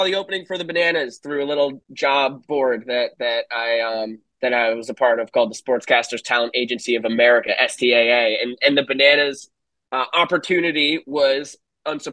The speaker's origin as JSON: {"language": "English", "town": "Saugerties", "region": "New York", "country": "United States", "tie": "born or raised there", "also_born_or_lived": "Secaucus, New Jersey", "moved": "as an adult", "said": "my hometown in Saugerties"}